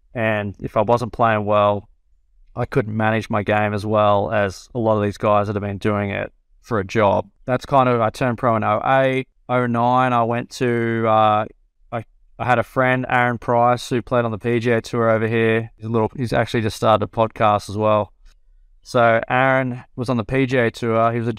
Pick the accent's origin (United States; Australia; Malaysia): Australia; I had a lot of friends my age that I grew up in Australia that were playing there.